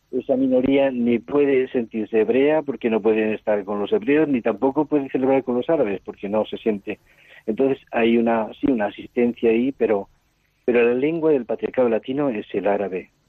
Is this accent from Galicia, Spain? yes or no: no; Altea, Valencian Community, Spain; born there; also born or lived in Burkina Faso / Cameroon / Ivory Coast; yo nací en, en, en Altea, en Alicante, aunque toda la familia es de Villarrobledo, de Albacete. O sea, soy castellano manchego